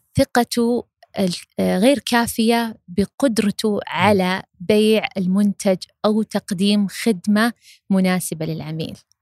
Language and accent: Arabic; Saudi Arabia; عندنا في المملكة العربية السعودية